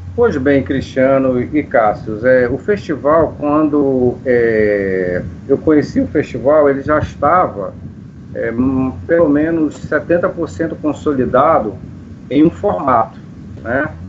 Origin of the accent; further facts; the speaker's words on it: Manaus, Amazonas, Brazil; also born or lived in Parintins; Eu sou de Manaus, a minha família é de Manaus